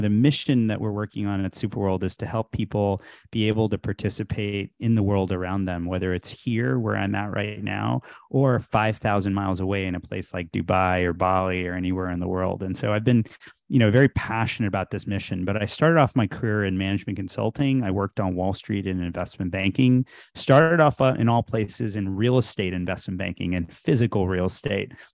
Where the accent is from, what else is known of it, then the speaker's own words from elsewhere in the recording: Houston, Texas, United States; moved away as an adult; also born or lived in India / Illinois; I was born in India, I grew up in Texas, so, um, from Houston